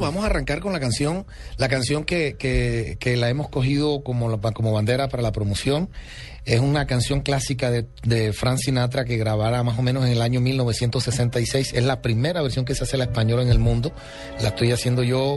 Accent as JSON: {"language": "Spanish", "country": "Colombia", "said": "soy el primer colombiano en la historia"}